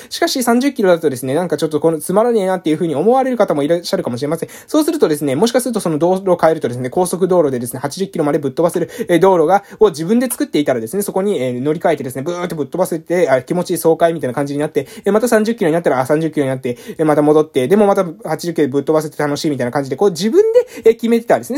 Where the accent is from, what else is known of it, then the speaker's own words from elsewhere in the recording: Amami Ōshima, Kagoshima, Japan; moved away; 地元に帰ってきた